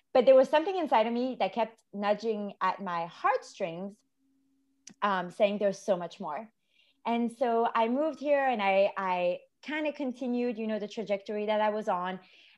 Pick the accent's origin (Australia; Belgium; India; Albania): Belgium; moved away; when COVID hit, I was actually visiting my mom in Belgium. So I was back in my home country